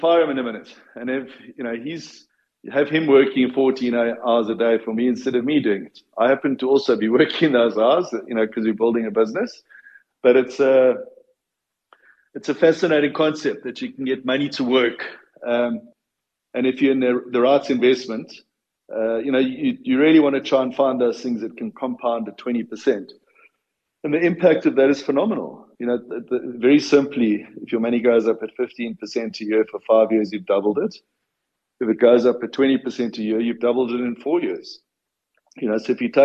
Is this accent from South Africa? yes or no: yes; Boksburg, Gauteng, South Africa; moved away; also born or lived in Durban; I grew up in Boksburg, right, and managed to find my way to Durban about 10 years later